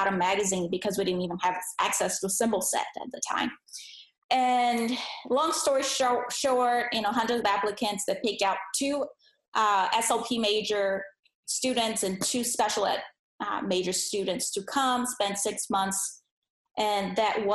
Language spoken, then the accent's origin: English; Brazil; English is a second language; moved away as an adult; also born or lived in Philadelphia; I was born in Brazil, and that's where I grew up. So I was there for 21 years of my life, and I didn't speak any English.